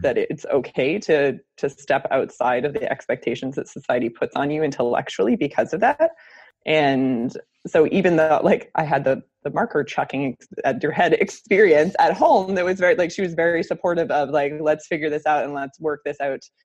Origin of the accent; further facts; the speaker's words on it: United States; moved away as an adult; also born or lived in Baltimore, Maryland; now in Canada; I'm actually American